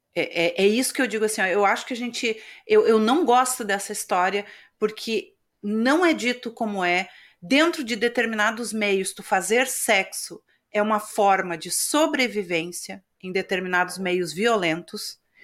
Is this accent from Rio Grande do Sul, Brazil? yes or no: yes; Rio Grande do Sul, Brazil; De onde eu venho, do estado do Rio Grande do Sul